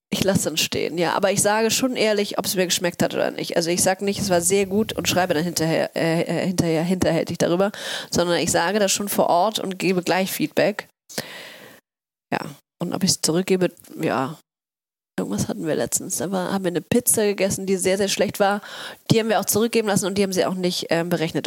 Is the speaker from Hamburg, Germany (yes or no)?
yes; Hamburg, Germany; also born or lived in Oslo; ich bin in Othmarschen aufgewachsen